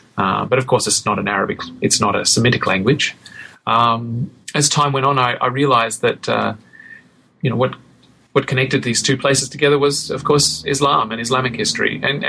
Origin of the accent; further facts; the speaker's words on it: Australia; And growing up in Australia, Indonesia and Indonesian seemed like a logical subject to study